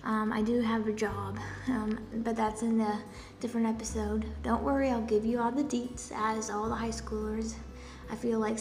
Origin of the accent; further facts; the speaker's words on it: Poland; first language Polish; English is a second language; I was born in Poland and my first language is Polish.